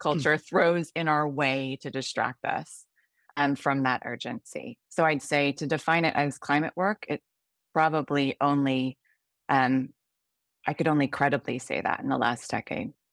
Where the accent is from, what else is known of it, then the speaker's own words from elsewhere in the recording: California, United States; moved away as an adult; also born or lived in United Kingdom; now in Singapore; I grew up in the United States, in California, then worked for a large chunk of my career in the U K, and am now in Singapore